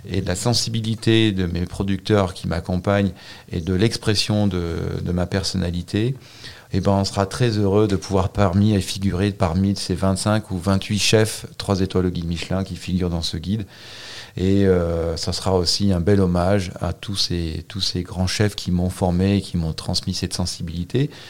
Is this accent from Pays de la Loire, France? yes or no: no; Auvergne-Rhône-Alpes, France; Euh, je suis un vrai Savoyard.